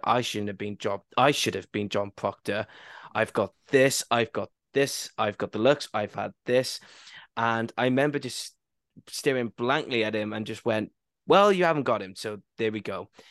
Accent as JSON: {"language": "English", "region": "Wales", "country": "United Kingdom", "said": "I went a bit more posh English and I'm Welsh"}